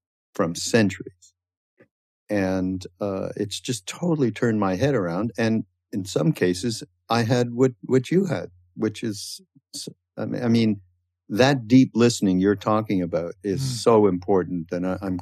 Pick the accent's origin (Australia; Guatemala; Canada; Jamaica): Canada; now in United States; I'm from Canada and I had a little bit of a different upbringing related to people who were brought up in the States